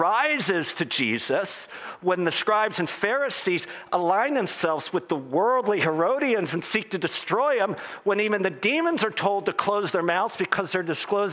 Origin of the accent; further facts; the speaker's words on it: United States; as an American evangelical